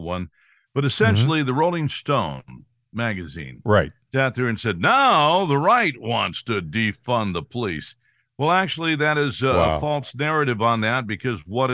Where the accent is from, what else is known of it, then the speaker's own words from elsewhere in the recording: San Joaquin Valley, California, United States; I grew up in the San Joaquin Valley.